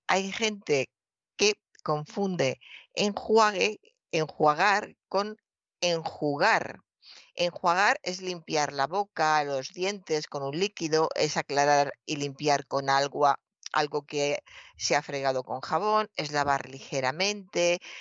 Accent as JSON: {"language": "Spanish", "town": "Toledo", "region": "Castilla-La Mancha", "country": "Spain", "tie": "born or raised there", "said": "mi infancia en Toledo"}